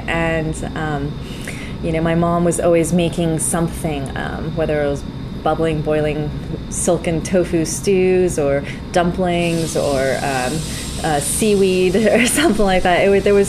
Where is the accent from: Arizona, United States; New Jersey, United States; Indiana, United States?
New Jersey, United States; Summit; moved away as an adult; also born or lived in New York / San Francisco; now in London, United Kingdom; I'm American. I was born in New Jersey, in Summit, New Jersey, and born and bred in that great state.